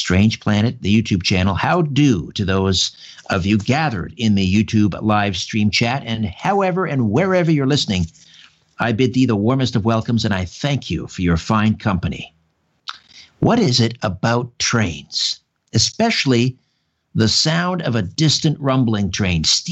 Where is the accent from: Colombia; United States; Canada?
Canada; Brantford, Ontario; now in Thornhill, Canada; I grew up in Brantford, just a couple miles from the old TH&B Railroad